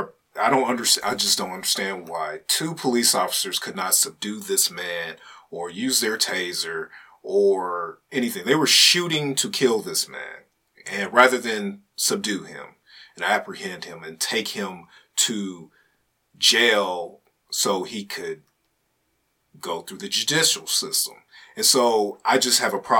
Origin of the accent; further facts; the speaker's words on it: United States; as an American citizen